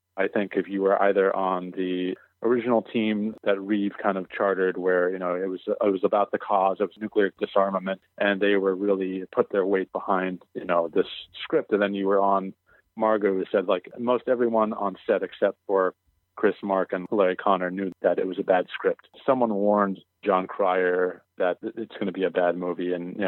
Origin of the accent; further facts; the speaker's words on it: Canada; Sid had this marvelous Canadian sense of humor, which I share with him because I'm also Canadian.